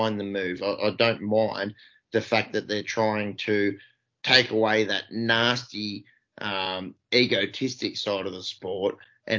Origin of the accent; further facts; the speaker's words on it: Australia; 30 something year old Australians